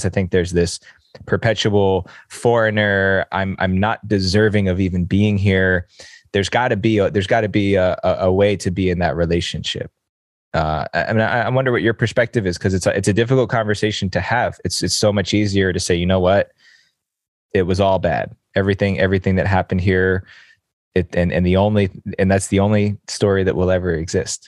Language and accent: English; New Jersey, United States; I was born here. I was born in New Jersey, right outside of New York City